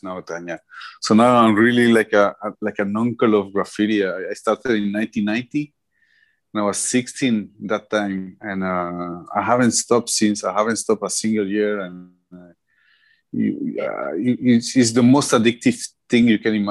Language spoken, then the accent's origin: English; Colombia; I'm from Colombia